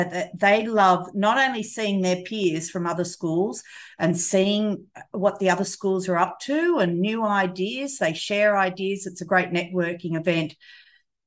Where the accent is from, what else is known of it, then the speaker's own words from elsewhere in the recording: Sydney, New South Wales, Australia; moved away as an adult; now in Trangie, Australia; I was originally from Sydney.